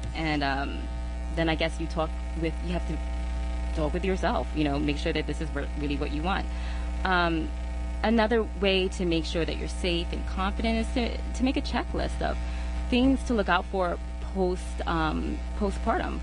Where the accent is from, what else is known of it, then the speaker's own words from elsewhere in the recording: New York, United States; moved away; I wasn't from here. I was from New York.